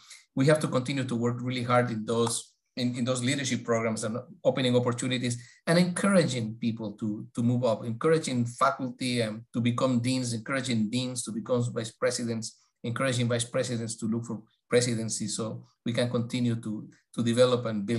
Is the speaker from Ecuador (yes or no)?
yes; Ecuador; born there; I was born in Ecuador.